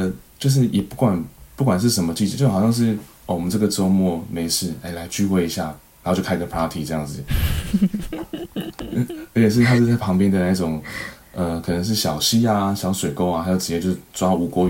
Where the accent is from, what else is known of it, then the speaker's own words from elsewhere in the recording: Guantian, Tainan, Taiwan; 对，我住在台南的关田工业区。